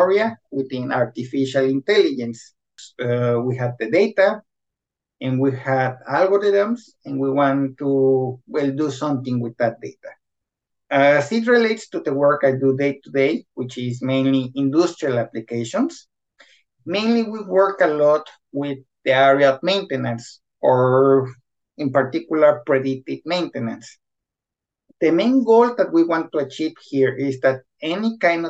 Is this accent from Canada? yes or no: no; Guadalajara, Jalisco, Mexico; moved away as an adult; also born or lived in Querétaro, Mexico; now in Sweden; I'm originally from Guadalajara, where I study mechatronics